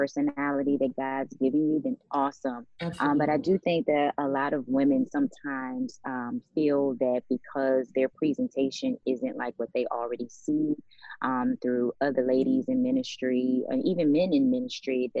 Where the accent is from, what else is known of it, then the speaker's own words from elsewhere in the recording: Washington, District of Columbia, United States; moved away as an adult; also born or lived in Maryland; now in Dallas, United States; I'm actually from Washington, D.C. I grew up in the DMV area.